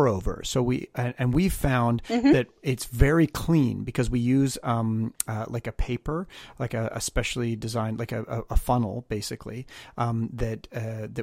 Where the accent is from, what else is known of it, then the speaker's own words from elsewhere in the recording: Canada; now in Los Angeles, United States; I'm Canadian